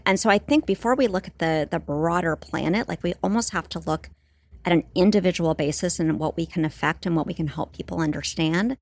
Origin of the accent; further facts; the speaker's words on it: Santa Barbara, California, United States; I grew up in Southern California, in Santa Barbara